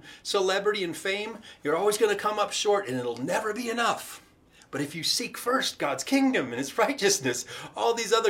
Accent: United States; us as the American church

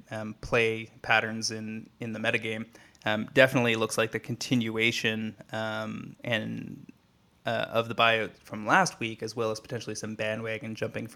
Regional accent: Canada; as a Canadian

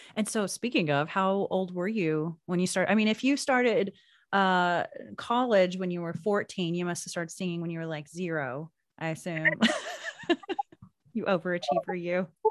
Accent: Oklahoma, United States; moved away as an adult; I moved away from Oklahoma, um, when I was in my twenties

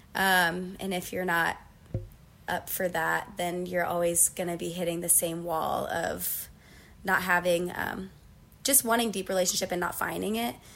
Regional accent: Uniontown, Ohio, United States; I'm from a town called Uniontown, and it's really small. Um, so I was born and raised there

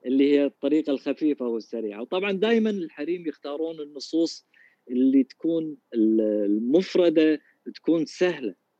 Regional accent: Kuwait; عندنا بالكويت

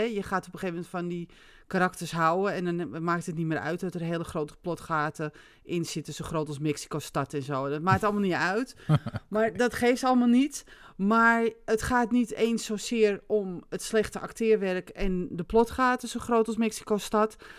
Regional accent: Netherlands; ik ben Nederlander

